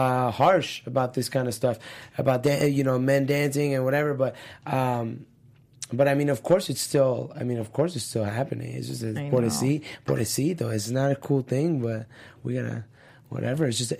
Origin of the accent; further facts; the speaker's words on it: Miami, Florida, United States; So like growing up in Miami, I went to Florida Christian High School